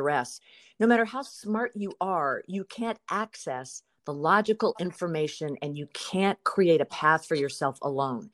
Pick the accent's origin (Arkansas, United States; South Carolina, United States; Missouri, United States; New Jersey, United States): South Carolina, United States; now in Burbank, United States; my hometown where my family comes from and where my mother lived and loved and died, in South Carolina